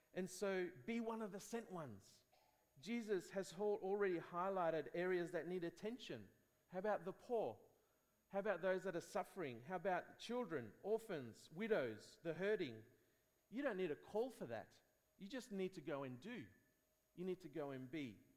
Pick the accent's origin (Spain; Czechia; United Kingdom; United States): Spain; I grew up in Spain